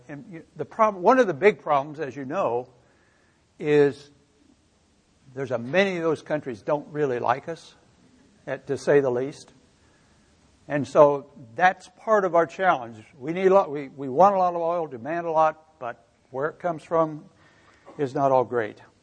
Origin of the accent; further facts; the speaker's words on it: Missouri, United States; I grew up in Missouri, as Lynn mentioned, and I grew up on a farm